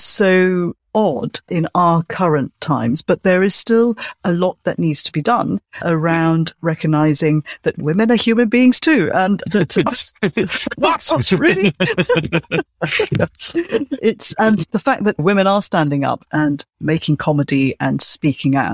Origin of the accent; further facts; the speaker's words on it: Malaysia; I'm from Malaysia